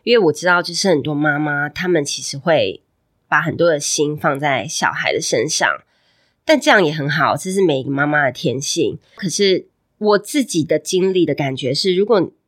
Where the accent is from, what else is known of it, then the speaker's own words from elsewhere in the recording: Hualien, Hualien County, Taiwan; 我是花莲人